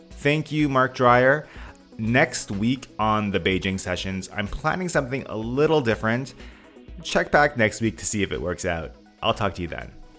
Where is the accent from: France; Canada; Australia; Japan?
Canada; I am Canadian